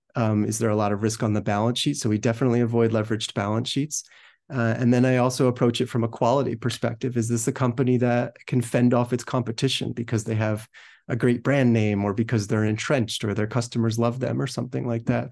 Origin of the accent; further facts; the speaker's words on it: New Jersey, United States; grew up in New Jersey